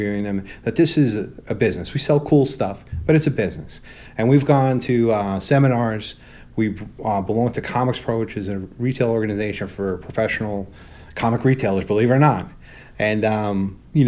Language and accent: English; New York City, New York, United States; I grew up in Brooklyn